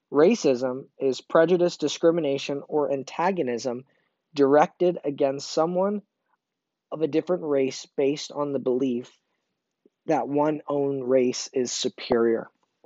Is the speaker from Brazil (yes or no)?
yes; Brazil; born there; So a little bit about my background, if you don't know, I was born in Brazil.